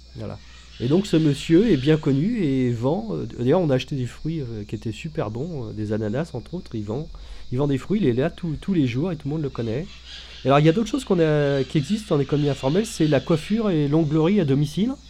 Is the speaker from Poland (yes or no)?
no; France; en tant que Français